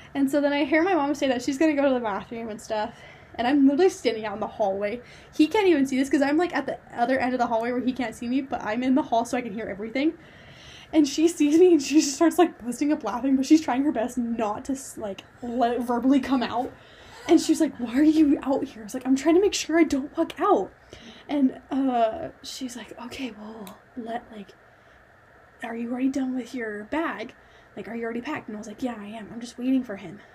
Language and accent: English; New Mexico, United States; moved away; I'm originally from New Mexico